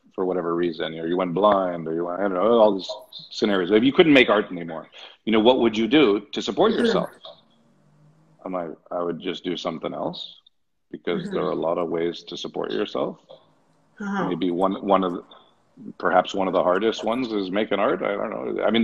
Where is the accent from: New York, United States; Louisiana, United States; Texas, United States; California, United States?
California, United States; Hollywood; I spent a lot of time growing up in Hollywood, and you get the same thing there.